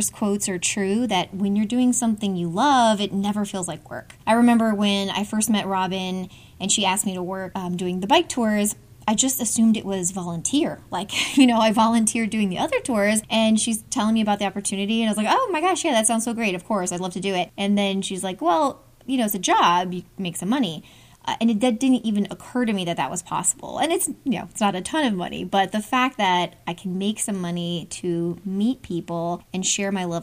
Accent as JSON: {"language": "English", "area": "Hudson Valley", "region": "New York", "country": "United States", "tie": "born or raised there", "moved": "as an adult", "lives_now": "Atlanta, United States", "said": "where I grew up in New York in the Hudson Valley"}